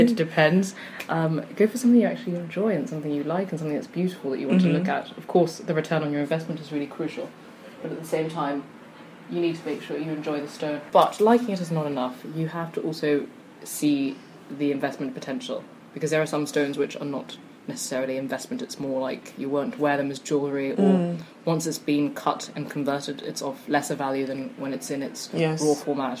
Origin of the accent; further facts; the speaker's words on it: South East England, United Kingdom; I'm from Kent.